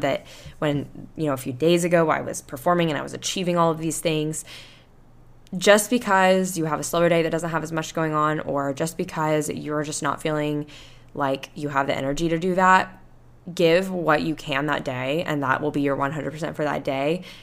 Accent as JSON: {"language": "English", "town": "Panama City Beach", "region": "Florida", "country": "United States", "tie": "born or raised there", "accent": "Southern", "moved": "yes", "lives_now": "Houston, United States", "said": "I went to my hometown and I went to, back to Panama City Beach"}